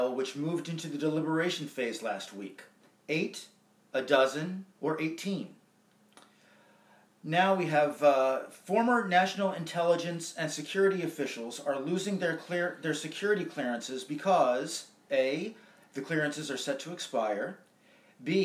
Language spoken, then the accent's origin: English; northern Anne Arundel County, Maryland, United States; the then Maryland Gazette was my hometown newspaper when I was growing up in northern Anne Arundel County, Maryland.